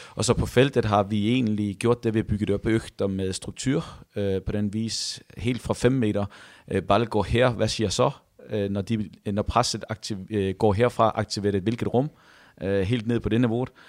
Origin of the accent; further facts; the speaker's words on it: near Odense, Funen, Southern Denmark, Denmark; moved away as an adult; now in Haugesund, Norway; Jeg kommer fra uh, eh, 10 minutter ud forbi Odense